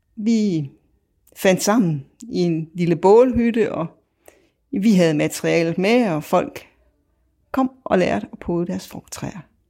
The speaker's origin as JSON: {"language": "Danish", "town": "Viborg", "region": "Central Denmark Region", "country": "Denmark", "said": "jeg kommer fra Viborg"}